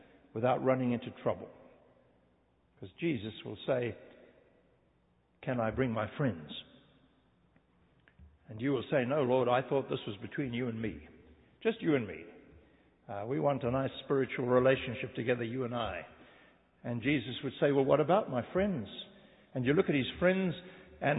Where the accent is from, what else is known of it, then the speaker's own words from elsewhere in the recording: South Africa; moved away; I come from a land, I'm a South African. I'm a white South African